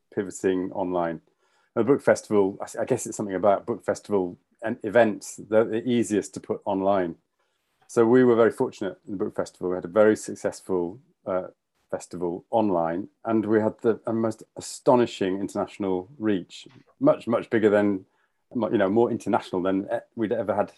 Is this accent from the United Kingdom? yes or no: yes; Yorkshire and the Humber, United Kingdom; moved away as an adult; also born or lived in London; now in Edinburgh, United Kingdom; I'm actually a Yorkshireman. So I'm proud to be from Yorkshire, but I moved to London when I was, I don't know, in my early 20s